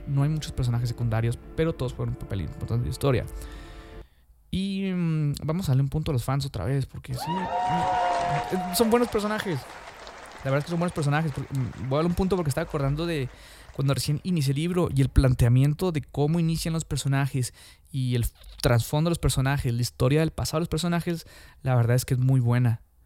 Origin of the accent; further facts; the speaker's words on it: Mexico; yo soy de México, de Latinoamérica